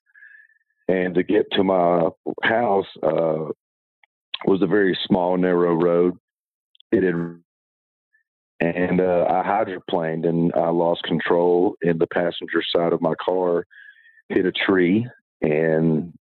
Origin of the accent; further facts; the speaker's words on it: just north of Birmingham, Alabama, United States; moved away as an adult; also born or lived in California; now in Alabama, United States; I grew up in a small town that's just north of Birmingham, Alabama, a town called Fultonville